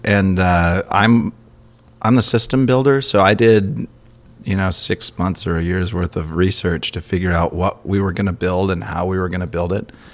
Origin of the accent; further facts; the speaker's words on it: Minnesota, United States; growing up in Minnesota